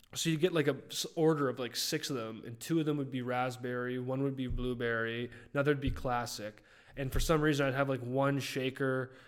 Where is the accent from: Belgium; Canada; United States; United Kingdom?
Canada; I'm a Canadian